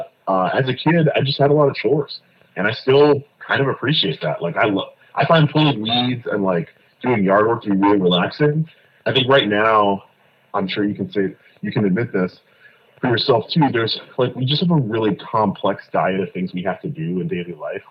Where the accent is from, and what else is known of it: Fort Lauderdale, Florida, United States; born or raised there; moved away as an adult; also born or lived in Kingston, Jamaica; now in New York, United States